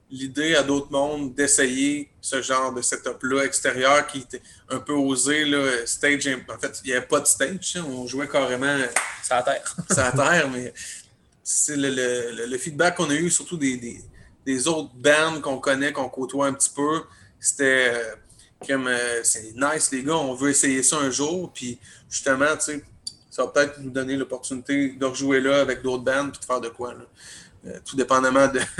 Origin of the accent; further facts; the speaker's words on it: Rivière-du-Loup, Quebec, Canada; moved away as an adult; now in Quebec City, Canada; moi, je suis natif de Rivière-du-Loup, mais je travaille à Québec euh, depuis. Euh, ça. va faire cinq ans.